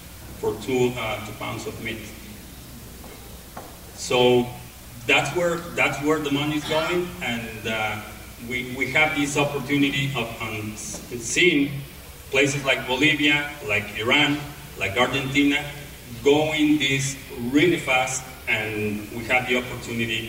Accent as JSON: {"language": "English", "country": "Mexico", "tie": "born or raised there", "said": "I grew up in Mexico"}